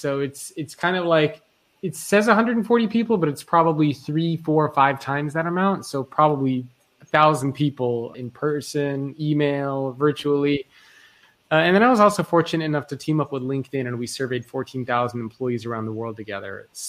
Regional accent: Australia; I'm Australian, although I don't have the accent.

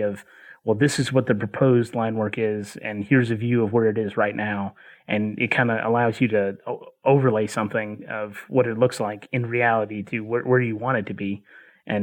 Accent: Chattanooga, Tennessee, United States; I grew up in Chattanooga

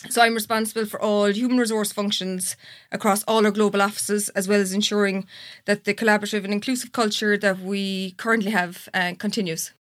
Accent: Clondrohid, Munster, Ireland; now in Skibbereen, Ireland; I'm originally from Clondrohyd, a little village outside Macroom

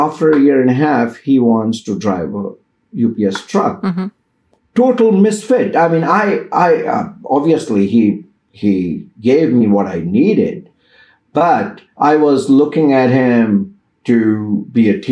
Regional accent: India; moved away as an adult; now in United States; I came from Indian culture

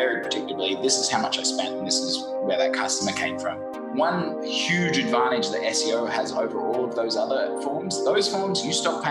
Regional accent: Brisbane, Queensland, Australia; moved away as an adult; also born or lived in London / Saigon, Vietnam; now in Ho Chi Minh City, Vietnam; I'm originally from Brisbane, Australia. You might be able to tell from my funny accent.

